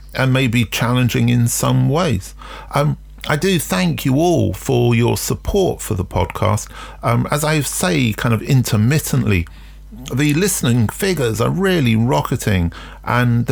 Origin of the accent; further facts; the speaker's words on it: London, United Kingdom; I grew up in London during punk